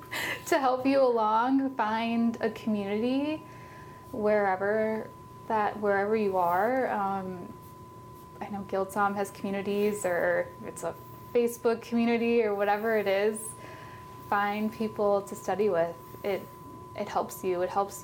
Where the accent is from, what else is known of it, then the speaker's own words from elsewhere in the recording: Oregon, United States; When I travel now and I say I'm from Oregon, it's interesting that people will be like, oh, there's Pinot, or oh, the Willamette Valley.